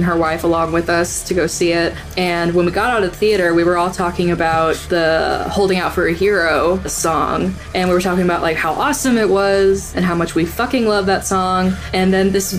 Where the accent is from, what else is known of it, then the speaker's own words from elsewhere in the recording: Missouri, United States; we're from Missouri